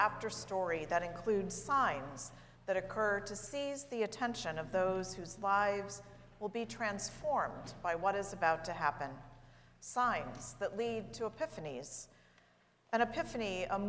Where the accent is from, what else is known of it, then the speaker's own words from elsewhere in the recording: St. Louis, Missouri, United States; moved away; St. Louis, my hometown